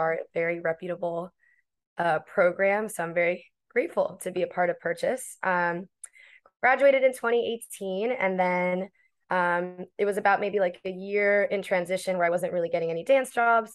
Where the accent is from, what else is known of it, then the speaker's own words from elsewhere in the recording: Miami, Florida, United States; moved away as an adult; now in New York, United States; originally born and raised in Miami, Florida. I was there since eighteen, and then I moved to New York